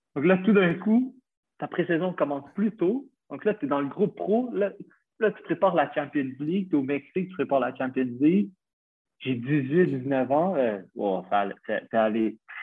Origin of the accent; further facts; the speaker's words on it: Montreal, Quebec, Canada; moved away as an adult; now in Malta; j'ai 26 ans, je viens de Montréal